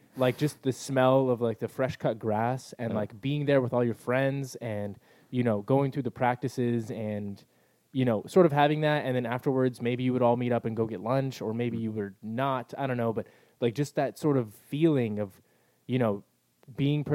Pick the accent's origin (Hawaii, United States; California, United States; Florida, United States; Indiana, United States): California, United States; El Cajon; I grew up in El Cajon where everything was sort of local